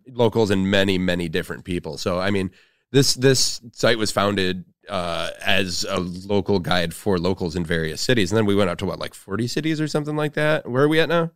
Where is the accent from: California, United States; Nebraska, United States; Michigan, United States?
Michigan, United States; Flint; moved away; my hometown of Flint, Michigan